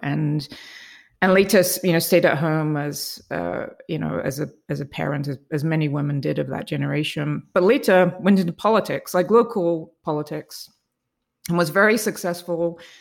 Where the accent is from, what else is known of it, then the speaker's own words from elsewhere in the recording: England, United Kingdom; I grew up in England